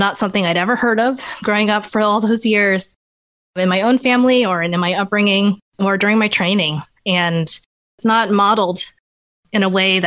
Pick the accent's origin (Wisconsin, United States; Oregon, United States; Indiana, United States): Oregon, United States; Portland; also born or lived in Rhode Island; I grew up in Portland, Oregon, so I was born here